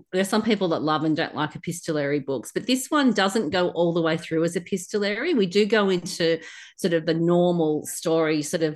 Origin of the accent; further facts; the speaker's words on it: Australia; I'm an Australian